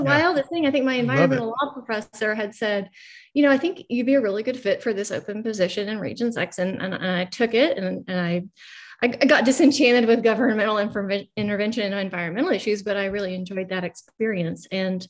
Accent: Australia; born there; I was born in Australia, in a hippie community, right? So we lived off the grid, no electricity or running water.

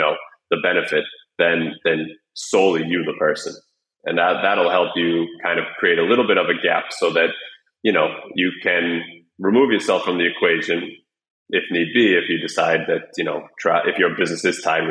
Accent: United States; moved away as an adult; my entire adult life without ever living in my home country

